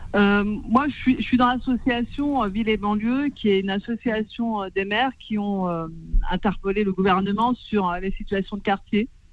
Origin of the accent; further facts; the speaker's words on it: Clichy-sous-Bois, Île-de-France, France; je suis née à Clichy-sous-Bois, j'ai grandi à Clichy